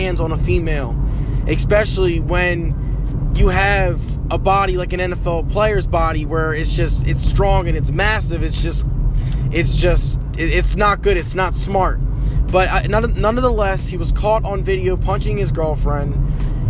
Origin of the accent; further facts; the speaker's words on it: Wilmington, Delaware, United States; I am from Wilmington, Delaware